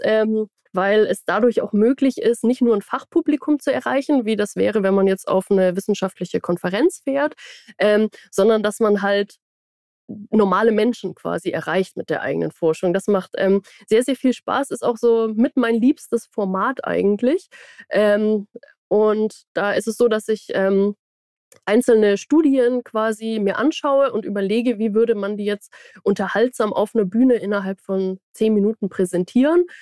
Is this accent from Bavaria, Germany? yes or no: no; Baden-Württemberg, Germany; now in Braunschweig, Germany; Ich komme ja aus Baden-Württemberg